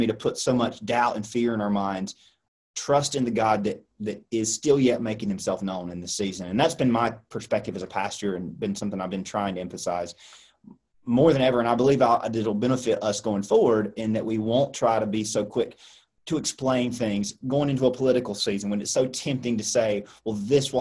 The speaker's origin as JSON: {"language": "English", "country": "United States", "said": "as an American"}